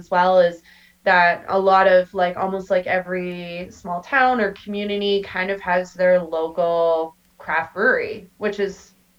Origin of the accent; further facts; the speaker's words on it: Canada; I mean, we're Canadian, eh?